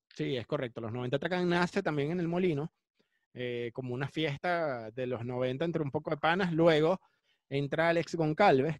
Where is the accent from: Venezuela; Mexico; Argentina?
Venezuela; Cumaná, Sucre; moved away; also born or lived in Caracas; Yo nací en Caracas, yo no nací en Cumaná, pero me crié en Cumaná